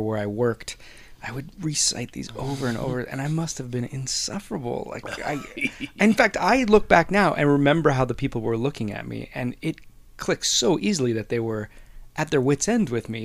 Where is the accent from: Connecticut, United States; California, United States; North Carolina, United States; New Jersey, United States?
California, United States; Whittier; we grew up together in Whittier